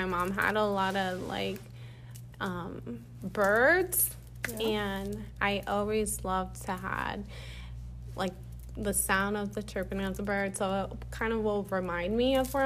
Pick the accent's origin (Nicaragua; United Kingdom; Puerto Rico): Puerto Rico; moved away as an adult; now in Florida, United States; I'm from Puerto Rico. I've been living here for 5 years in Florida.